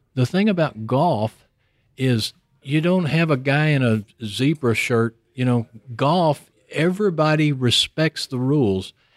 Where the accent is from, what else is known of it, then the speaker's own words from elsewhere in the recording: Houston, Texas, United States; I live in Houston. was born and raised in Houston